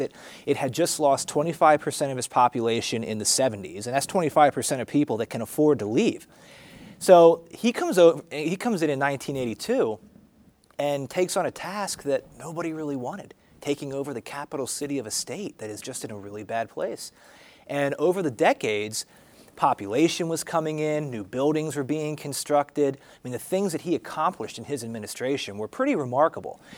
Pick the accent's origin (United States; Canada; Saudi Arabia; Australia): United States; Berks County, Pennsylvania; also born or lived in Wyoming / Wisconsin / Harrisburg, Pennsylvania; I'm from Pennsylvania. I was born and raised in Berks County, a little bit south of uh, Reading and Morgantown